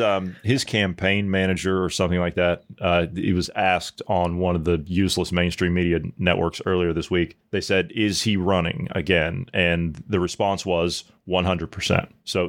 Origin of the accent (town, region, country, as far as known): United States